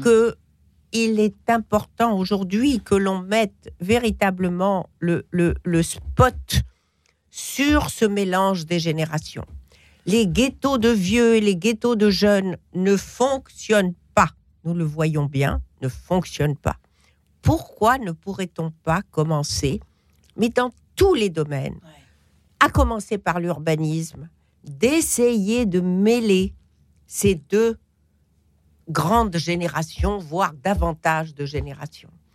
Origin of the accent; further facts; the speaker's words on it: Morocco; moi je suis marocaine